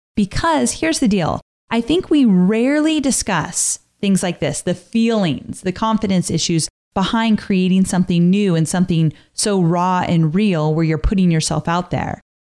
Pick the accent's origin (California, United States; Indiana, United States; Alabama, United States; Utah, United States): California, United States; Southern; moved away; I was born and raised in Southern California